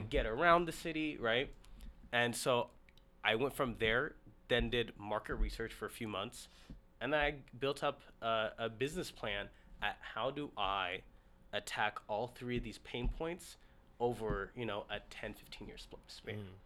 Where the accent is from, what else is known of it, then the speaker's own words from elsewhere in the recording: Seattle, Washington, United States; also born or lived in Ethiopia; moved out to straight to Seattle, and I've mm. been in Seattle ever since. Mm-hmm. I did high school, college, first official job located at Seattle